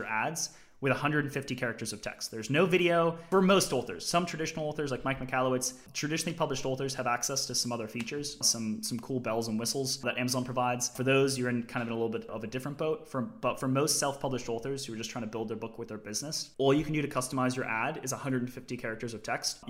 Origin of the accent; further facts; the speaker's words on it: Australia; as a kid, I grew up in Australia, and I had grandparents in Michigan. My mother's American